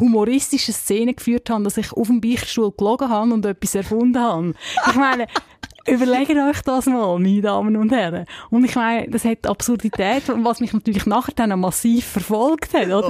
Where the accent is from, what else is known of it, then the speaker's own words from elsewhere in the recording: Zug, Switzerland; ich bin in der Stadt Zug aufgewachsen